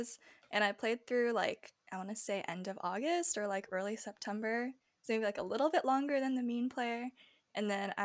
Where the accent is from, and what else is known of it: United States